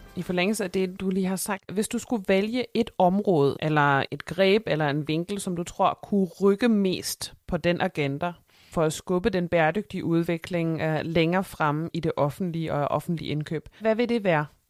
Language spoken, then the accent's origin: Danish; Germany; Danish is a second language; moved away; mig som tysker